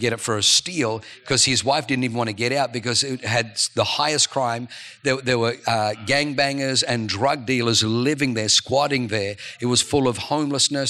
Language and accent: English; Australia; moved away; I'm from Australia